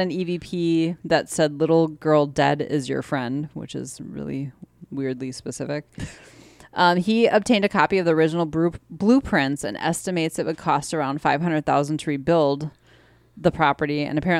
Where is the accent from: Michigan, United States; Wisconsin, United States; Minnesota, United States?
Wisconsin, United States; Because we're from Wisconsin.